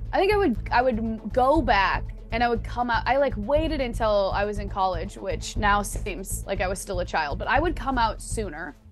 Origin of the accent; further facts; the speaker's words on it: Midwest, United States; I'm like also from the Midwest